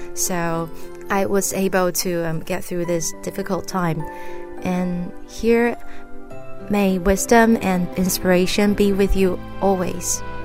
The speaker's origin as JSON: {"language": "English", "country": "Taiwan", "said": "I'm from Taiwan."}